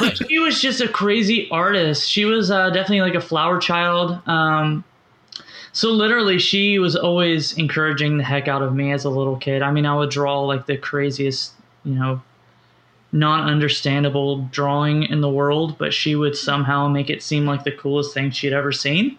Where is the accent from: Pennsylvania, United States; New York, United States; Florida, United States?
Florida, United States; Orlando; also born or lived in Kansas City; I grew up in Orlando, Florida, um, mm-hmm. where I am now.